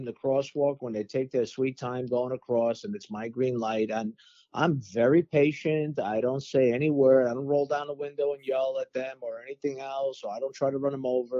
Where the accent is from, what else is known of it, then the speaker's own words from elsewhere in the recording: New York City, New York, United States; we're from Brooklyn, right?